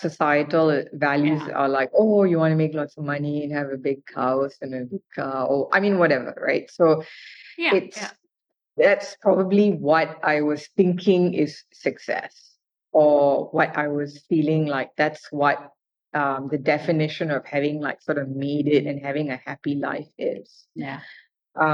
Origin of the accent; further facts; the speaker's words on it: Malaysia; moved away as an adult; I'm Indian, but I grew up in Malaysia